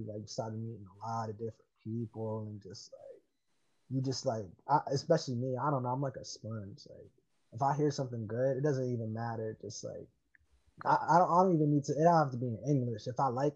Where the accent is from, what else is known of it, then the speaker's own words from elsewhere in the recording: New York City, New York, United States; growing up in Harlem, especially having a bunch of different friends